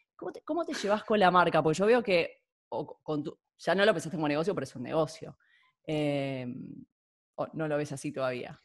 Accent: Argentina; now in Catalonia, Spain; siento que el argentino, que es nosotros hablamos castellano

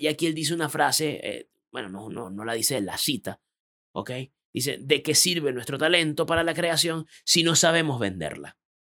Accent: Venezuela; moved away as an adult; also born or lived in Panama; now in Chile; por mi acento sabrán que no soy chileno, yo soy de otro país, yo soy venezolano.

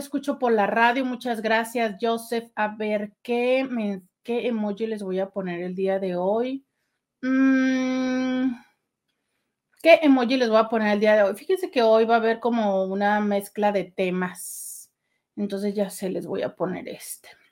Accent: Mexico; así somos los, los mexicanos

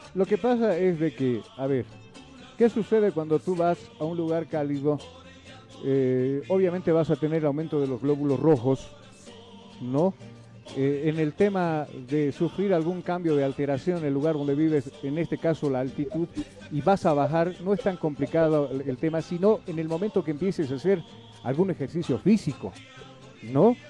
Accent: Bolivia; yo soy pues boliviano

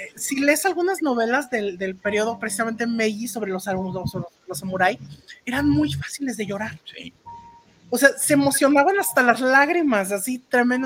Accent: Mexico; lo que yo conozco como México y, como, mexicanos, como latinos

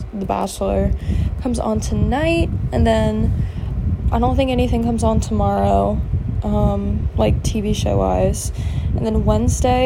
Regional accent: Virginia, United States; I'm from Virginia.

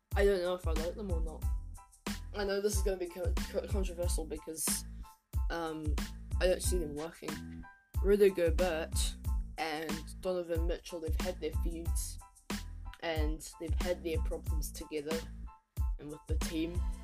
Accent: New Zealand; I'm from New Zealand

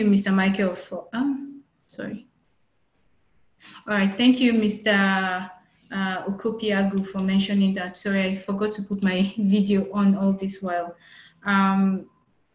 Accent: Nigeria; as Nigerians

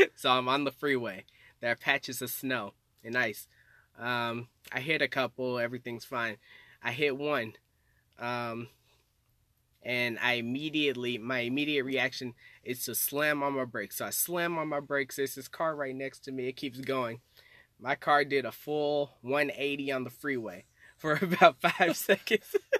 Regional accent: Little Rock, Arkansas, United States; from Arkansas. Uh, grew up there all my life

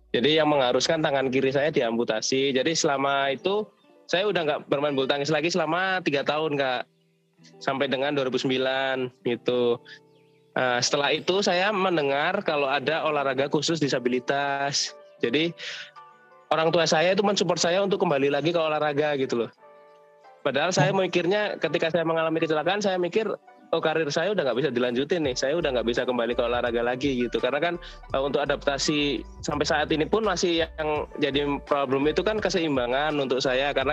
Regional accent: Surabaya, East Java, Indonesia; now in Solo, Indonesia; aslinya Surabaya, cuman pada tahun 2012 oh. saya pindah ke Solo, jadi udah menetap di sini.

